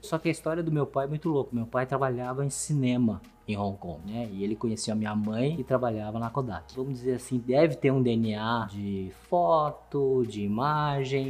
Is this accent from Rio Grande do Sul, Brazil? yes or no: yes; Porto Alegre, Rio Grande do Sul, Brazil; Portuguese is a second language; moved away as an adult; also born or lived in Taipei, Taiwan; now in São Paulo, Brazil; A gente foi, a gente foi pra Porto Alegre minha infância toda, adolescência toda foi em Porto Alegre